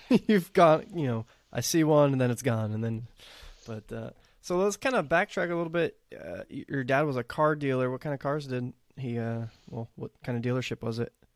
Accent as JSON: {"language": "English", "region": "Texas", "country": "United States", "tie": "born or raised there", "said": "I'm growing up in Texas"}